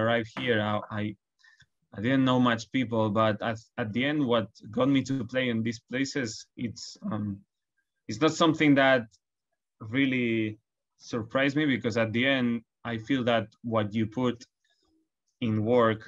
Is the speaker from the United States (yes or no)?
no; Barcelona, Catalonia, Spain; now in London, United Kingdom; I come from Barcelona